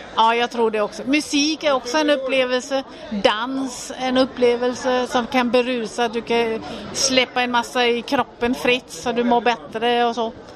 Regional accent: Denmark; now in Sweden; Jag är född och uppvuxen i Danmark

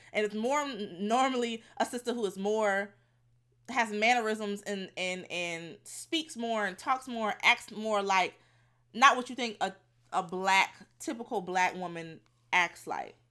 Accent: Fort Lauderdale, Florida, United States; I'm from Fort Lauderdale

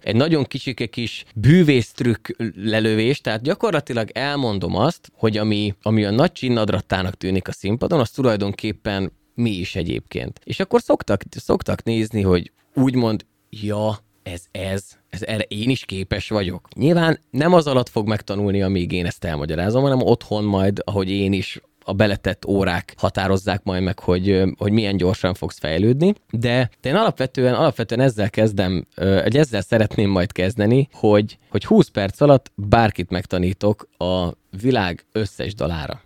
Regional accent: Szolnok, Jász-Nagykun-Szolnok, Hungary; Csak én vagyok szolnoki.

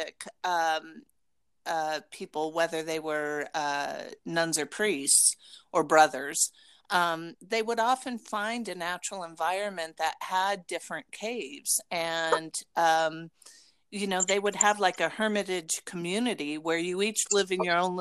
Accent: Las Vegas, Nevada, United States; when I grew up in Las Vegas

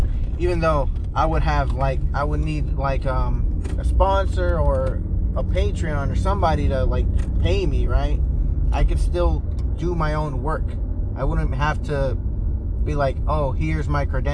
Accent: United States; I was raised here in America, or in the US

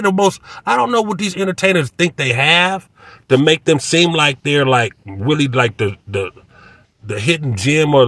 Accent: Inglewood, California, United States; I grew up in Center Park down the street in the hundreds

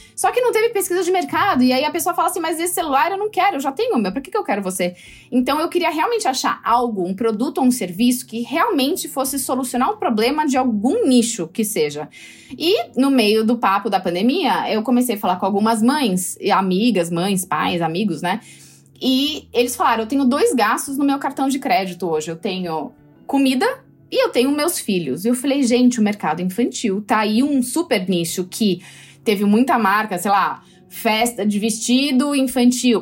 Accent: Brazil; eu sou brasileira

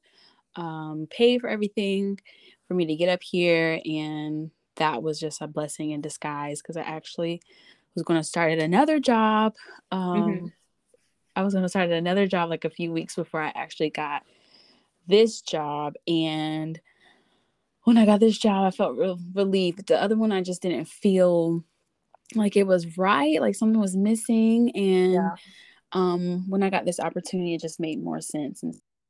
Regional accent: Sumter, South Carolina, United States; moved away as an adult; also born or lived in Charleston, South Carolina; now in Chicago, United States; born and raised in South Carolina, born in Sumter, South Carolina, raised there, and then went to Charleston, South Carolina for college

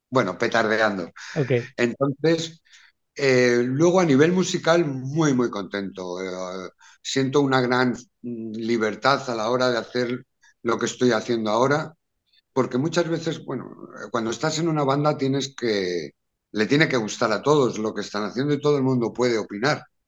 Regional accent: Madrid, Community of Madrid, Spain; Y vivíamos en, en, un barrio que hay en Madrid que es muy, muy castizo, muy popular, que se llama Lavapiés.

